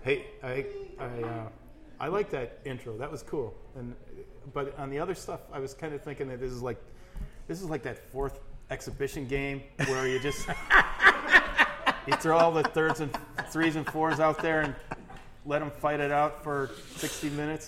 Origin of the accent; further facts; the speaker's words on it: Austin, Minnesota, United States; moved away as an adult; also born or lived in Crookston, Minnesota / Sioux Falls, South Dakota; growing up in Austin, Minnesota